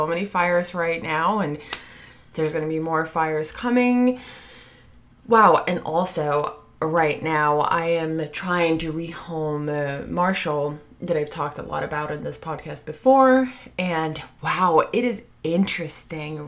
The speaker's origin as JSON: {"language": "English", "country": "Sweden", "moved": "yes", "lives_now": "United States", "said": "my home country, Sweden"}